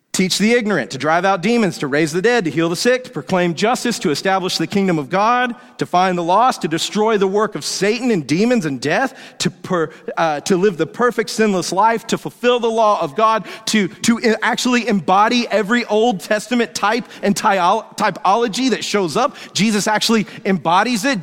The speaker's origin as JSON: {"language": "English", "town": "Woodstock", "region": "Georgia", "country": "United States", "tie": "born or raised there", "said": "where I grew up in Woodstock, Georgia"}